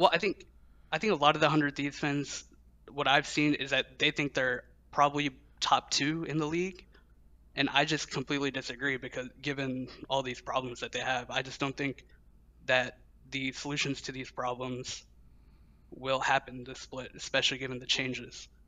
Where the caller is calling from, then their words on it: Louisville, Kentucky, United States; I'm calling from Louisville, Kentucky